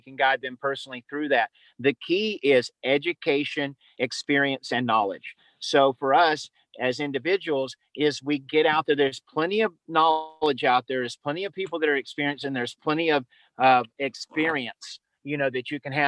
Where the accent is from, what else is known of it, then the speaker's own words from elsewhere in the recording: the South, United States; I was raised in the South